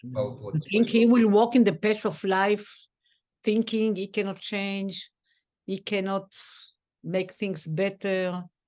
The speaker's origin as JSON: {"language": "English", "town": "Tel Aviv", "region": "Tel Aviv District", "country": "Israel", "tie": "born or raised there", "said": "we grew up in Dizengoff"}